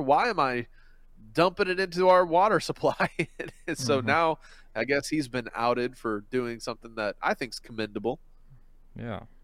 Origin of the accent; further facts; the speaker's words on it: Philippines; moved away; I grew up in the Philippines